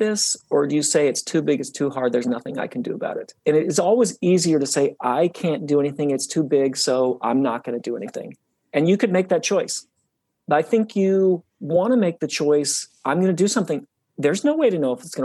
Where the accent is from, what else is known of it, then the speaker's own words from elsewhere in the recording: Utah, United States; when I was young, I grew up in Utah, and I grew up really close to the mountains.